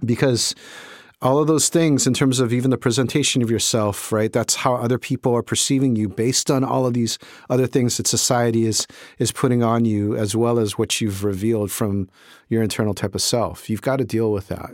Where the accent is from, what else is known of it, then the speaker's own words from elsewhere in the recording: Honolulu, Hawaii, United States; my experience was in Hawaii, in Honolulu, growing up in Honolulu at that time